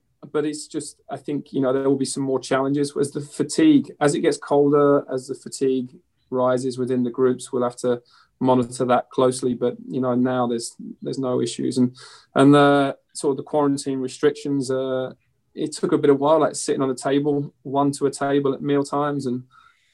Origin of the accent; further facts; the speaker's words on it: London, United Kingdom; I grew up in East London